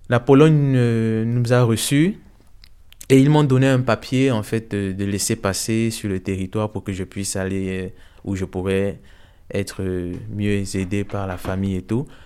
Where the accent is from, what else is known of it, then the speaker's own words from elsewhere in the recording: Ukraine; now in Belgium; si on vient vraiment d'Ukraine ou bien... Oui, et quand on a su qu'on venait d'Ukraine, ils nous ont laissé pas continuer en fait le trajet